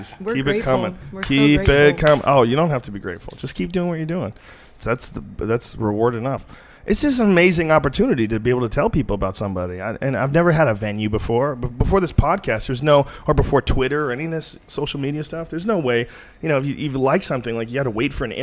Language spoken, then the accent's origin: English; Boston, Massachusetts, United States; moved away; also born or lived in New Jersey; I was born in New Jersey, and I grew up mostly in Boston